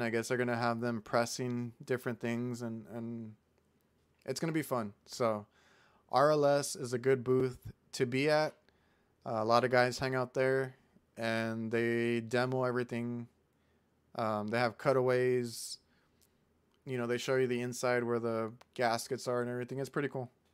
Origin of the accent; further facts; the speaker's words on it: Mission, Texas, United States; I'm from Mission